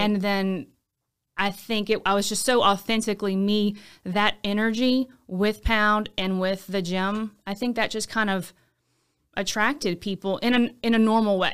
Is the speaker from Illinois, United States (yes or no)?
no; Baton Rouge, Louisiana, United States; also born or lived in Lafayette; I'm from Baton Rouge. I went to high school in Baton Rouge.